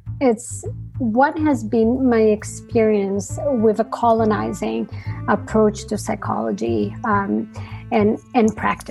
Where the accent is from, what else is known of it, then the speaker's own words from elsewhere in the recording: Brazil; moved away; I was coming from Brazil